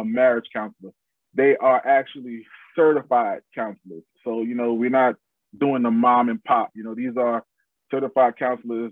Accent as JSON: {"language": "English", "town": "New York City", "region": "New York", "country": "United States", "also_born_or_lived": "Atlanta", "moved": "yes", "lives_now": "Charlotte, United States", "said": "I'm originally from New York City. I've lived in Atlanta. Now we reside in Charlotte."}